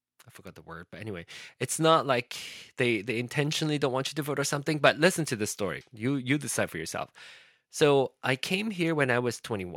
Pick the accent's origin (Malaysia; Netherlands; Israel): Malaysia; I started to think about how I wanted to have a voice as a Malaysian citizen. I wanted to be able to vote.